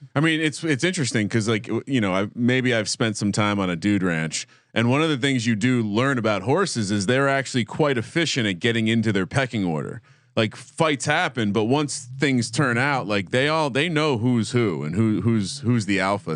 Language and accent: English; New Jersey, United States; growing up in Jersey